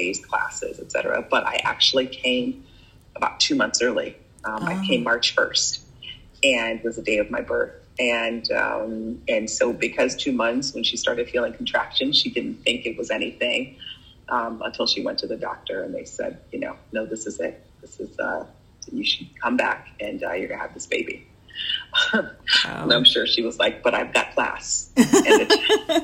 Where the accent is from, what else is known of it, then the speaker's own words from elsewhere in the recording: Chicago, Illinois, United States; moved away; I was born in Chicago. My parents were immigrants from Jamaica